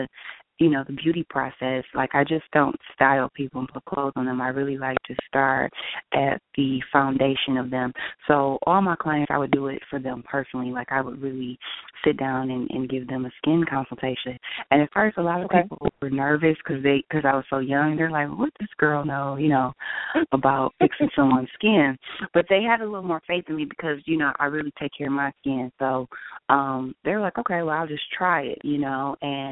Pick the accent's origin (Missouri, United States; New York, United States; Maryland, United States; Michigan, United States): Michigan, United States; Detroit; moved away as an adult; now in Los Angeles, United States; I'm originally from Detroit, Michigan, but I reside in Los Angeles, California